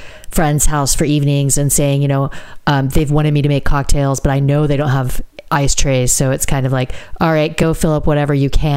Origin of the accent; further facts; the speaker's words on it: United States; moved away; I'm American